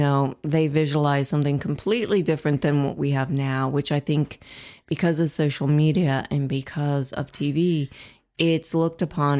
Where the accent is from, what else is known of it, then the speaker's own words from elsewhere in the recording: Ohio, United States; moved away as an adult; now in Indiana, United States; I'm originally from Ohio, that's a little better. Mm-hmm. But Indiana, when I moved here, was very difficult about 7 years ago.